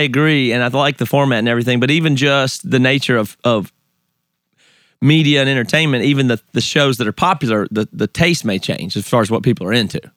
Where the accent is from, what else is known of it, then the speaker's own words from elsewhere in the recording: the South, United States; accent: Southern; moved away as an adult; now in Seattle, United States; I grew up in the South.